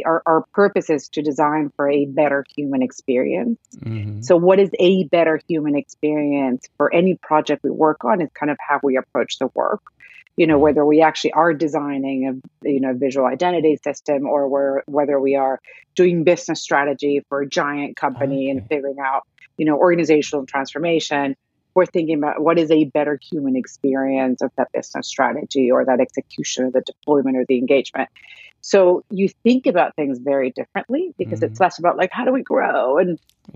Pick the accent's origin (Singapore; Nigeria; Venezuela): Venezuela; now in New York, United States; I was born and raised in Venezuela.